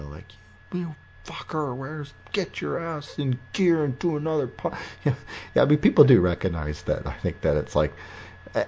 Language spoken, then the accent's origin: English; Windsor, Ontario, Canada; Windsor, my hometown